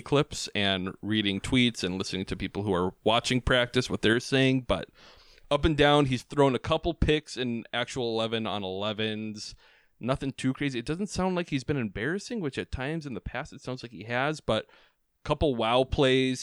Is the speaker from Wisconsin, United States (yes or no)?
yes; Wisconsin, United States; now in Twin Cities, United States; we're, we're both from Wisconsin. We live in the Twin Cities currently